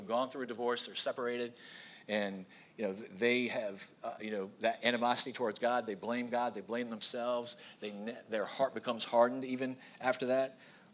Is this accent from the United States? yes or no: yes; Goochland, Virginia, United States; we grew up in Goochland